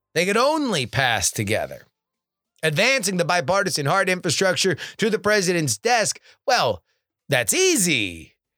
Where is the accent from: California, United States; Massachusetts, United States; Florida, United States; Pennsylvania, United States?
Florida, United States; South; I'm from South Florida